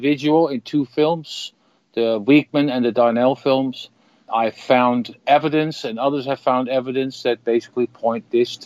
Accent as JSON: {"language": "English", "country": "Netherlands", "said": "I'm from the Netherlands, so in Holland"}